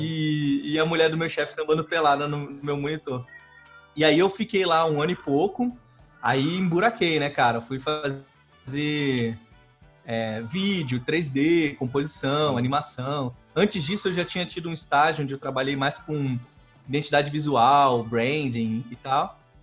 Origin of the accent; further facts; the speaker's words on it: Rio de Janeiro, Brazil; Eu sou carioca